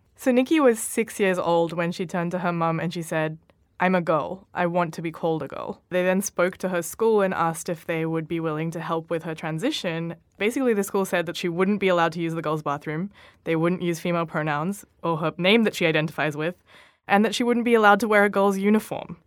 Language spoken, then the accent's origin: English; Australia; as an Australian representative